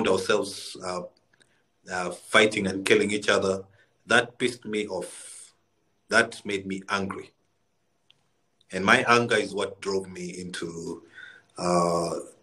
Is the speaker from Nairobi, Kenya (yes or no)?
yes; Nairobi, Kenya; moved away as an adult; also born or lived in Khartoum, Sudan / South Sudan; So 1992, we moved to Kenya, where I grew up most of my life in Nairobi